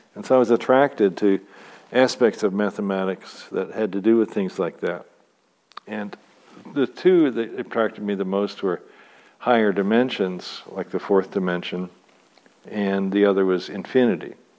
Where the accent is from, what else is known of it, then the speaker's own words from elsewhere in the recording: Louisville, Kentucky, United States; moved away; also born or lived in Santa Cruz; Louisville, my hometown.